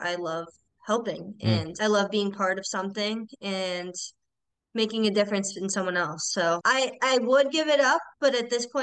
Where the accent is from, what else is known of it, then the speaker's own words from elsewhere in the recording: Milton, Massachusetts, United States; I'm from Milton, Mass